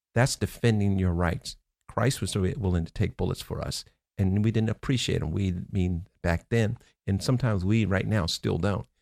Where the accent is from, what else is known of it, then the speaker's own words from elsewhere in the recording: Baltimore, Maryland, United States; I grew up in Baltimore